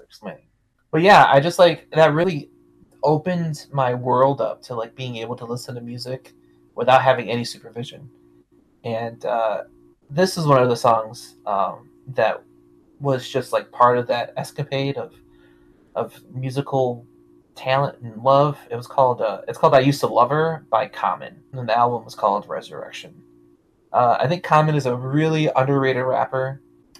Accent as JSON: {"language": "English", "town": "Detroit", "region": "Michigan", "country": "United States", "tie": "born or raised there", "said": "I grew up in Detroit this whole time"}